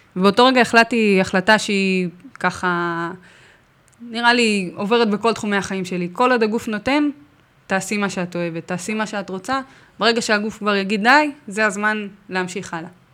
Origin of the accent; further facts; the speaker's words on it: Herzliya, Tel Aviv District, Israel; אני במקור מהרצליה